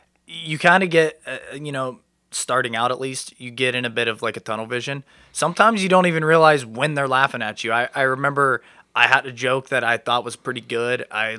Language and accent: English; New Lexington, Ohio, United States; I'm from New Lexington, Ohio. It's down by Hocking Hills area. Small town vibes.